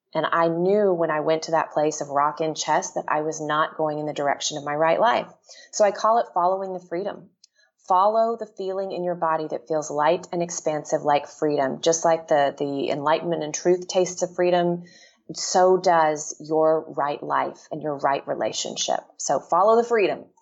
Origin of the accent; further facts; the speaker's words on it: Texas, United States; moved away as an adult; also born or lived in Washington; now in Seattle, United States; I left my home state of Texas and moved to Washington.